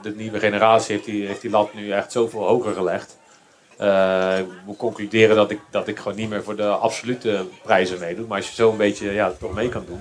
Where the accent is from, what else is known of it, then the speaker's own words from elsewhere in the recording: Randstad, Netherlands; ik kom natuurlijk uit de Randstad